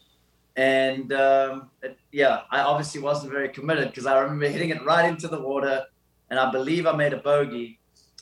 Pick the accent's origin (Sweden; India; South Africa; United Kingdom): South Africa; Somerset West, Western Cape; I had an amazing childhood growing up in South Africa in an awesome town called Somerset West